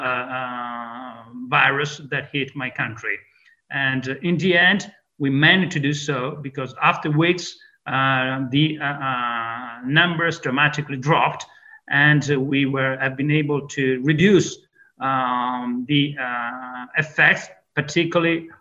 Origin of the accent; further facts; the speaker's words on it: Venice, Veneto, Italy; English is a second language; moved away as an adult; now in United States; I'm a Venetian native. In my hometown, Venice